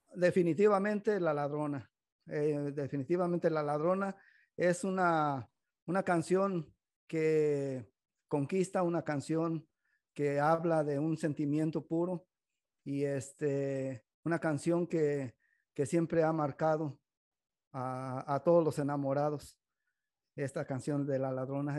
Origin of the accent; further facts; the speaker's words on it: Mexico; now in Modesto, United States; nosotros como mexicanos